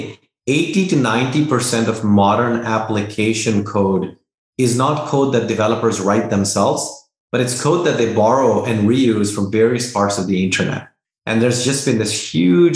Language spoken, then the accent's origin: English; Dehradun, Uttarakhand, India; moved away as an adult; also born or lived in Delhi; now in United States; I was born in Delhi, grew up in Dehradun, did my schooling there, moved to the US and did my undergrad in computer science